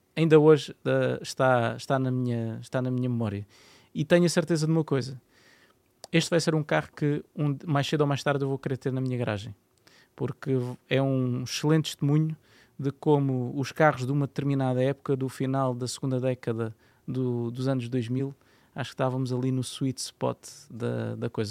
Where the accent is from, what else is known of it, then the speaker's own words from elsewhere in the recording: Landeira, Portugal; da Landeira, que é a aldeia onde, onde, eu, onde eu cresci